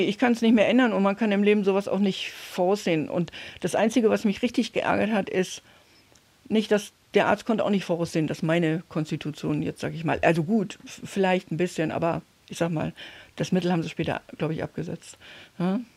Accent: Oderbruch, former GDR, Brandenburg, Germany; moved away; ich bin gebürtig aus dem Oderbruch in der DDR, ehemaligen DDR, Brandenburg.

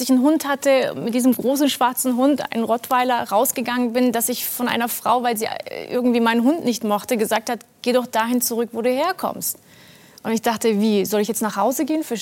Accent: Baden-Württemberg, Germany; Also ein Freund von mir meinte, ah übrigens, wir machen in deinem Land Urlaub. Ich dachte, ich wusste natürlich. In Baden-Württemberg.

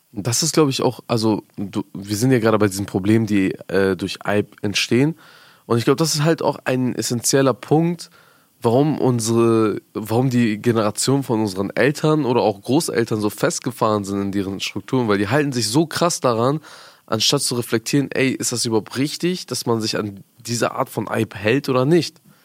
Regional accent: Afghanistan; moved away; ich komme ja aus Afghanistan

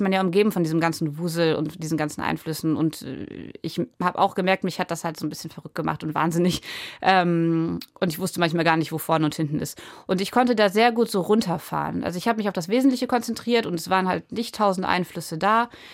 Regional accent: Germany; ich bin ja am Wattenmeer groß geworden und diese Landschaft ist mir sehr wichtig

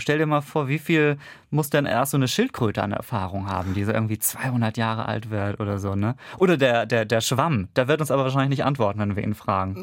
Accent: Kiel, Schleswig-Holstein, Germany; moved away; meiner Heimatstadt Kiel

